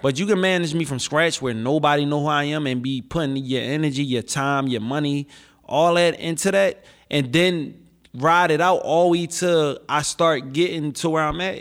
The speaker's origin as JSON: {"language": "English", "town": "Philadelphia", "region": "Pennsylvania", "country": "United States", "tie": "born or raised there", "said": "Philly is my hometown, they made me, and this is where I come from"}